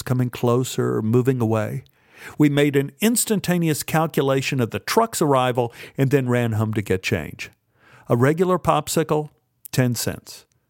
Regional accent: Dallas, Texas, United States; when I was growing up in Oak Cliff.

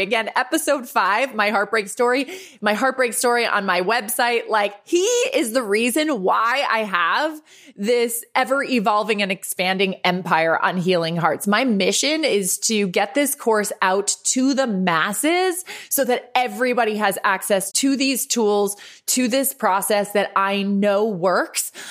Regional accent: Westchester County, New York, United States; also born or lived in Ireland / Los Angeles; I grew up just thirty-five minutes north of the city in Westchester County. Uh, moved there from Ireland at eight years old.

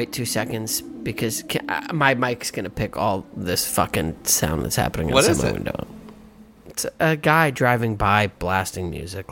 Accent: United States; being an American

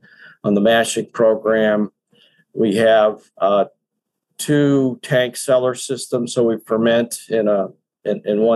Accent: Kansas City, Missouri, United States; moved away as an adult; also born or lived in Texas; I'm originally from Kansas City. I grew up here, but I was working and living in Texas

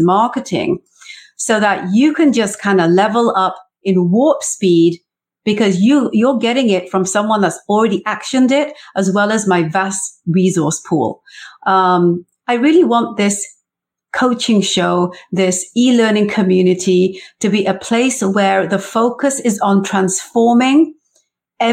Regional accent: South Wales, United Kingdom; moved away as an adult; also born or lived in England; now in Canada; I was born in England in the 70s. I grew up in South Wales in the 80s. I had an arranged marriage that brought me to Canada in the early 90s.

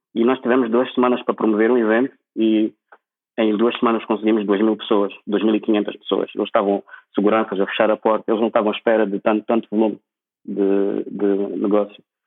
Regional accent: Maputo, Mozambique; moved away as an adult; also born or lived in Lisbon, Portugal; now in Prague, Czech Republic; Eu saí de Maputo em 2000, 2000, 2004. Nem 2007, saí de Maputo em 2004.

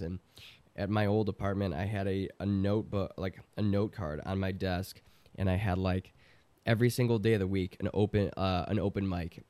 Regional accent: Chicago, Illinois, United States; I'm from Chicago

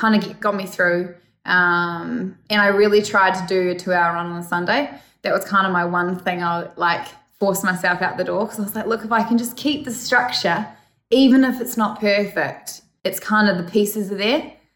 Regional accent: Cambridge, Waikato, New Zealand; New Zealand, Cambridge, my hometown

